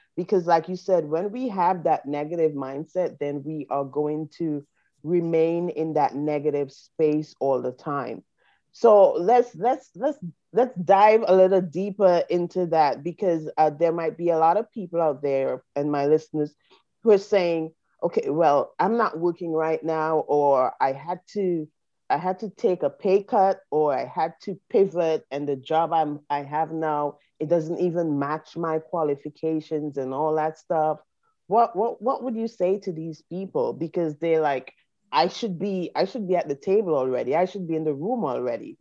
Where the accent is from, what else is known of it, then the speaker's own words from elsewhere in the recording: St. Vincent & Grenadines; now in United States; we're from the Caribbean, I'm from St. Vincent